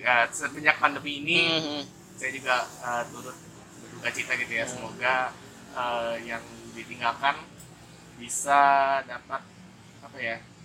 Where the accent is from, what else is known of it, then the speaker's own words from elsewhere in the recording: Jakarta, Indonesia; mereka ketemukan di Jakarta dan jadilah saya orang Jakarta